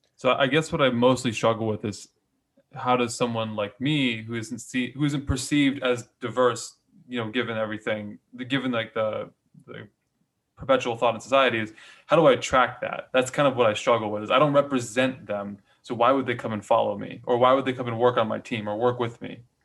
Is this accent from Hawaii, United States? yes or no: yes; Hawaii, United States; I was born and raised in Hawaii